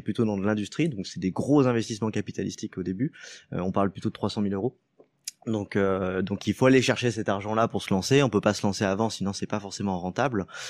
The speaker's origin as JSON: {"language": "French", "town": "Lyon", "region": "Auvergne-Rhône-Alpes", "country": "France", "also_born_or_lived": "Paris", "said": "Je suis lyonnais euh, de base"}